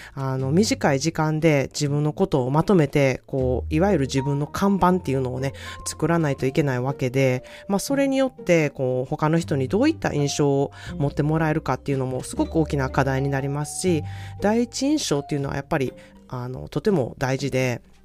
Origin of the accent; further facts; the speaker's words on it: Osaka, Japan; moved away as an adult; now in California, United States; 私は大阪出身の、えー、カリフォルニア在住30年になる